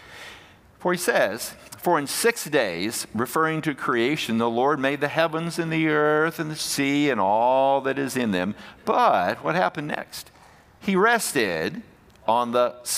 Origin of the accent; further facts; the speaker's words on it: Fairfield, Alabama, United States; we were growing up in Alabama, and the church we went to was Fairfield Highlands Baptist Church